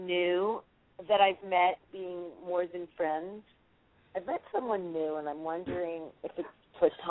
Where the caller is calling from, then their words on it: California, United States; from California.